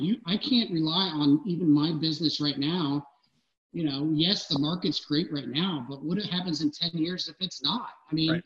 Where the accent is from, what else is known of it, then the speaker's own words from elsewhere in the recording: Cincinnati, Ohio, United States; I grew up in Anderson, but I, I lived 30 minutes away